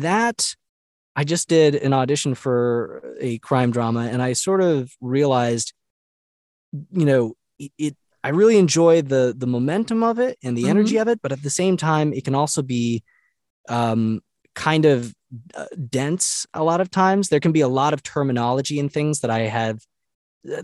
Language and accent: English; Rhode Island, United States; also born or lived in North Carolina; though I spent 10 years in North Carolina, I'm originally from New England. All my family's from Massachusetts and Rhode Island. I was born in Rhode Island.